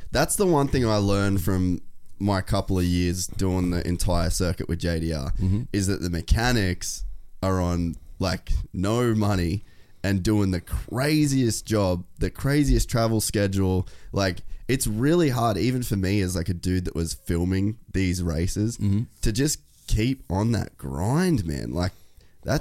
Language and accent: English; Cairns, Queensland, Australia; I grew up in Cairns, which is middle of fucking nowhere